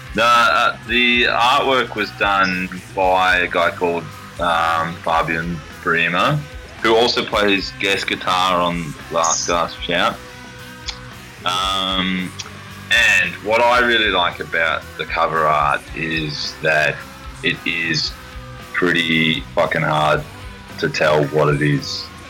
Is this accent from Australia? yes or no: yes; Australia; As an Australian